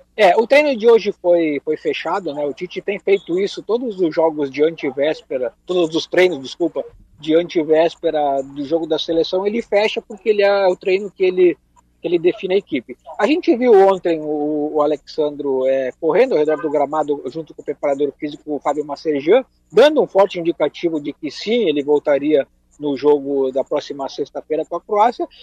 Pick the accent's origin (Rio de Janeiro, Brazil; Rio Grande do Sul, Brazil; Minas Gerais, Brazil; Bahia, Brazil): Rio Grande do Sul, Brazil; eu como gaúcho